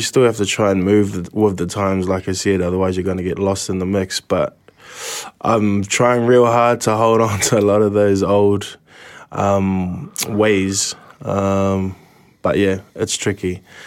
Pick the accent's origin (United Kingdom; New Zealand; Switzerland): New Zealand; Kitty Kitty at my hometown